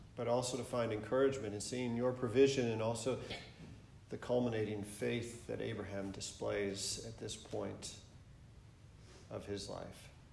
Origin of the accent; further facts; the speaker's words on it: Michigan, United States; moved away as an adult; also born or lived in Atlanta, Georgia / St. Louis, Missouri / San Diego, California; I, I'm originally from Michigan. Um, grew up there